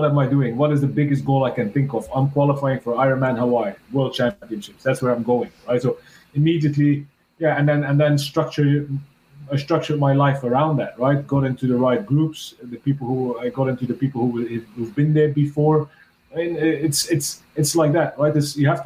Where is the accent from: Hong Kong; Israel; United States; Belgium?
Belgium; I'm from Belgium